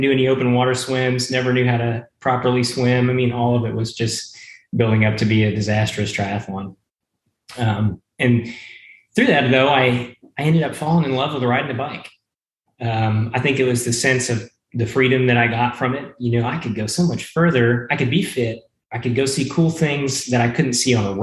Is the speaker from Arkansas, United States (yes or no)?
yes; Conway, Arkansas, United States; also born or lived in Shreveport, Louisiana / Bryan-College Station, Texas; we shortly moved up to Central Arkansas after that, where I spent most of my life, 20 years of it, in Conway, Arkansas